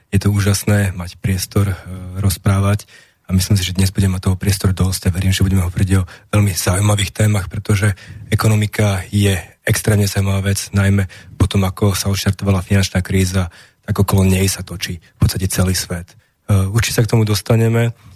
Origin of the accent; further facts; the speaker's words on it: Slovakia; also born or lived in Denmark / Bratislava; aby som sa vrátil sem napriek tomu, že e, Slovensko zďaleka nemá takú vysokú životnú úroveň